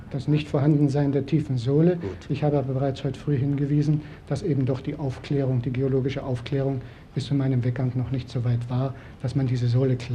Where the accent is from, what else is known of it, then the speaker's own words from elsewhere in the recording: Silesian Voivodeship, Poland; moved away; dass ich als Schlesier gern wieder in meine Heimat zurückkommen würde